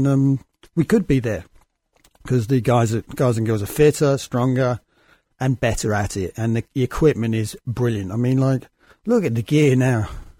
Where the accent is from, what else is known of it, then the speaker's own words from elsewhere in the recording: United Kingdom; And I came from Britain.